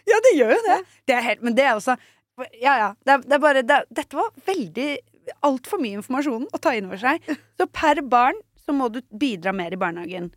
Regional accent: Norway; som nordmann liksom, at det sitter i meg

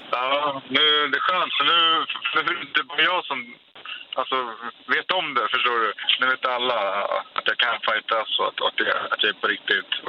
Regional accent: Stockholm, Stockholm County, Sweden; Jag bor i Stockholm, jag är från Stockholm.

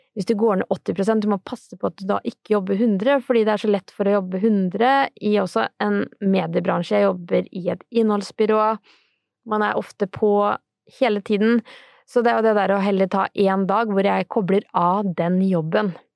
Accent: Sarpsborg, Østfold, Norway; jeg er fra Serpe, så det er så fint å si bolle

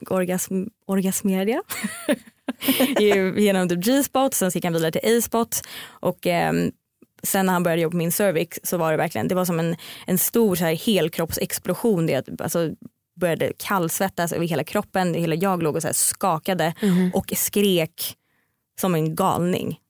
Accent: Stockholm, Stockholm County, Sweden; jag kommer från Stockholm

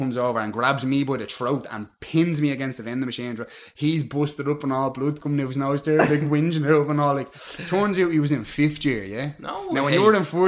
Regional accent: Dublin, Leinster, Ireland; I grew up mainly in Short Street.

